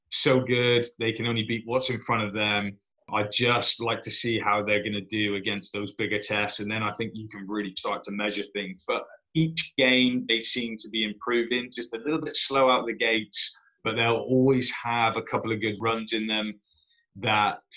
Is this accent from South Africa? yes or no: no; Plymouth, South West England, United Kingdom; Go to my hometown team, the Plymouth Raiders.